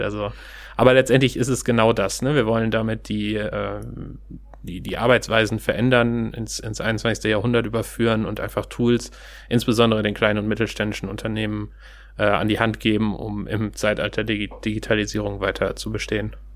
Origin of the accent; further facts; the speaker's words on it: Steinhagen, North Rhine-Westphalia, Germany; moved away as an adult; also born or lived in Kiel / Stuttgart; now in Hamburg, Germany; ursprünglich komme ich aus Steinhagen bei Bielefeld